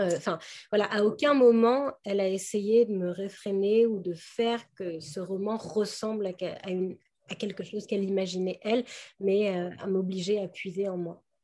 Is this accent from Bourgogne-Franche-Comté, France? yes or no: no; Paris, Île-de-France, France; je suis une petite Parisienne